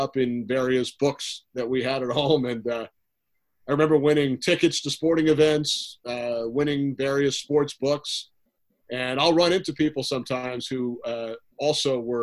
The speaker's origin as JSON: {"language": "English", "area": "Long Island", "region": "New York", "country": "United States", "tie": "born or raised there", "said": "growing up on Long Island"}